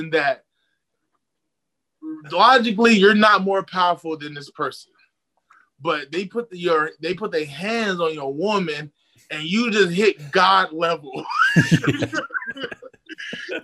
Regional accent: Inland Empire, California, United States; I'm from the IE. Then flew back home

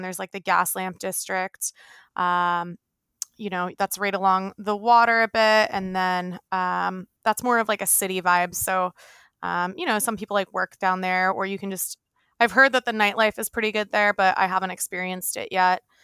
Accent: right outside of Philadelphia, Pennsylvania, United States; now in San Diego, United States; born and raised, um, right outside of Philly

